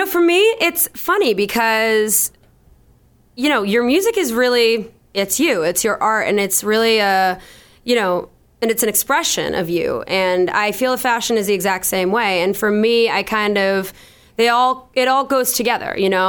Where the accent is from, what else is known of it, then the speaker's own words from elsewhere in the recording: Boston, Massachusetts, United States; I'm a musician from Boston